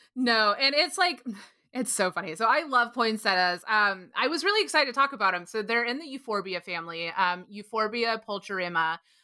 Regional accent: Texas, United States; I grew up in Texas

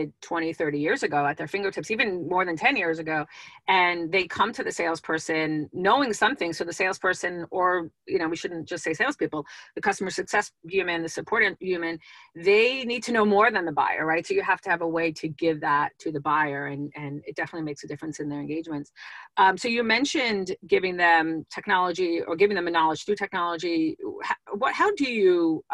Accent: East Coast, United States; moved away; I was originally from the East Coast

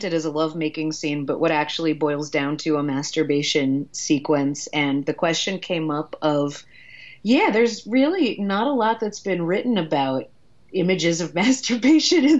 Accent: New York, United States; accent: New York; my New York accent

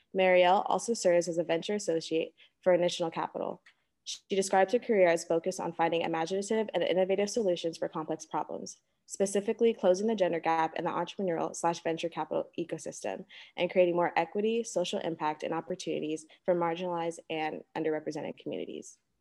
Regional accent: Los Angeles, California, United States; now in New Orleans, United States; Originally from Los Angeles, California

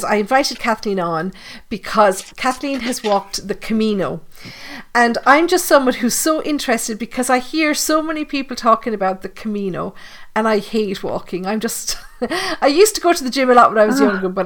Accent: Ireland; we're only an hour or so from Cork, but we went on a school trip down to Cork once when I was at school

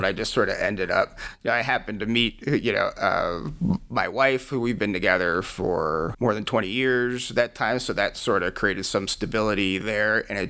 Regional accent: Maryland, United States; moved away as an adult; also born or lived in Laramie, Wyoming / Colorado Springs, Colorado; now in Loveland, United States; I loved growing up in Maryland, but I think I always thought I would move west.

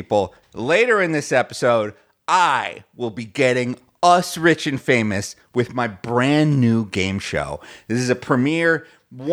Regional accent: United States; I'm an American

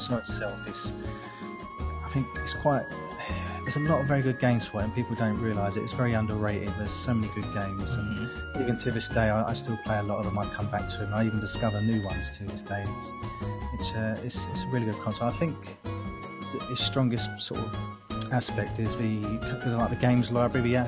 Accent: London, United Kingdom; now in Essex, United Kingdom; I was born and raised in London, England. I currently live in Essex in England

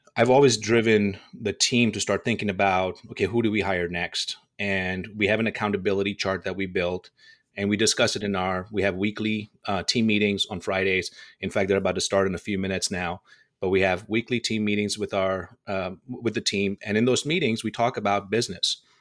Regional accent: Dubai, United Arab Emirates; moved away as an adult; also born or lived in India; now in Las Vegas, United States; I was born in India, and I was raised in Dubai

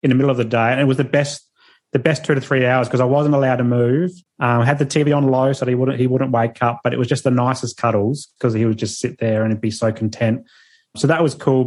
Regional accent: Adelaide, South Australia, Australia; now in Sunshine Coast, Australia; I'm from Adelaide. So that's where our parents are

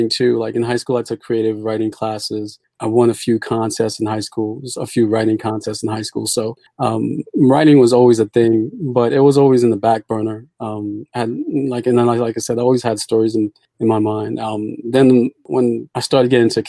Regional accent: New York City, New York, United States; also born or lived in Port-au-Prince, Haiti; I was born in Port-au-Prince, Haiti, came to the States when I was about 5 years old. Grew up in Brooklyn, New York, currently live in the Bronx

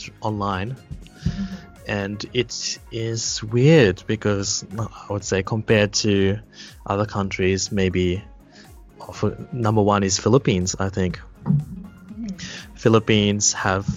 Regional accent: Australia; also born or lived in Kitami, Japan; now in Japan; I'm from Australia, so don't be scared or shocked if my pronunciation is different.

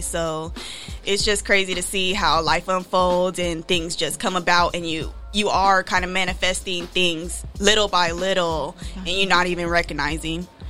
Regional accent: Rialto, California, United States; moved away as an adult; now in Bay Area, United States; I was born and raised in the IE. I'm from Rialto, California.

